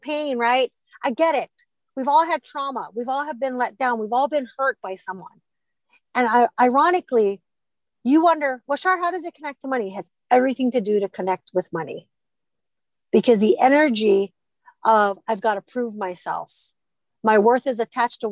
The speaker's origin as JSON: {"language": "English", "region": "Hawaii", "country": "United States", "tie": "born or raised there", "said": "growing up in Hawaii"}